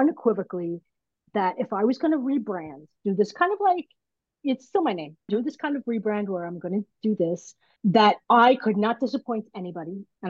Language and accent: English; Brooklyn, New York, United States; You know, what's funny is I'm Italian and I'm from Brooklyn, so I know lots of people.